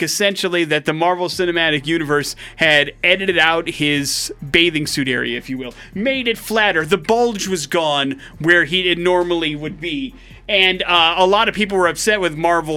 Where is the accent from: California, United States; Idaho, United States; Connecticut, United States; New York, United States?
Idaho, United States; we're from Idaho